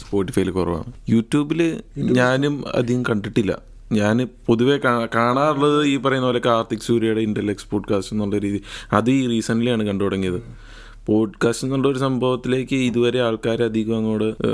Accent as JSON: {"language": "Malayalam", "town": "Vadakkanchery", "region": "Kerala", "country": "India", "tie": "born or raised there", "moved": "as an adult", "lives_now": "Edinburgh, United Kingdom", "said": "നാട് പാലക്കാടാണ് പാലക്കാട് വടക്കഞ്ചേരിയാണ് സ്ഥലം"}